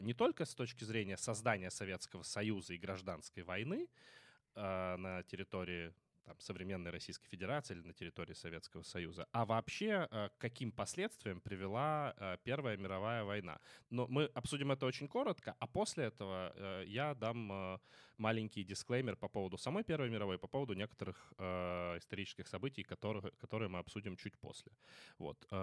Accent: Kremenchuk, Poltava Oblast, Ukraine; в моем родном городе Кременчуге

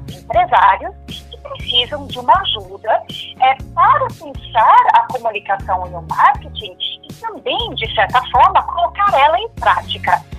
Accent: São Paulo, Brazil; first language German; eu sou paulista, nasci em São Paulo. Eu devo ter um pouco de sotaque, porque eu nasci em uma família que fala alemão. É, também fui educada no alemão, né?

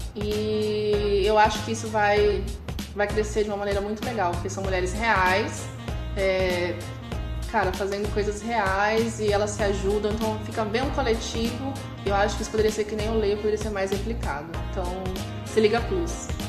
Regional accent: Ribeirão Preto, São Paulo, Brazil; moved away; na cidade que eu cresci, em Ribeirão Preto, interior de São Paulo

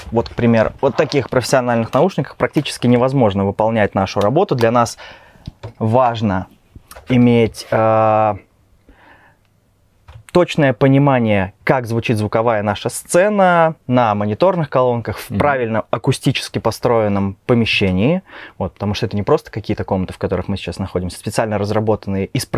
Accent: Kaliningrad, Kaliningrad Oblast, Russia; moved away as an adult; now in Minsk, Belarus

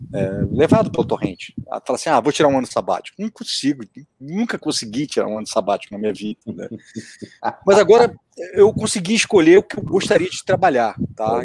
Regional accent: Brazil; eu sou brasileiro

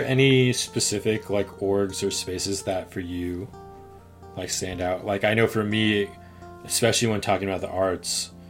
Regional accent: Northern California, United States; for me growing up in Northern California

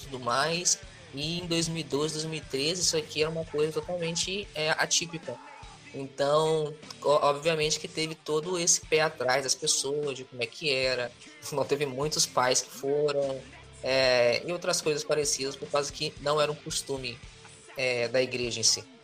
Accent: Rio de Janeiro, Brazil; Eu sou do estado do Rio, mas eu nunca tinha ido para a capital sozinho.

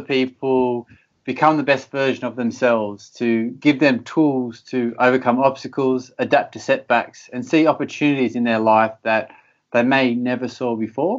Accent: Australia; moved away as an adult; also born or lived in United States / Belgium / United Kingdom; I grew up in Australia and I always wanted to be a professional soccer player. And I left home at 16, a very young age, to pursue the goal of playing professional soccer. I grew up in a small little country town

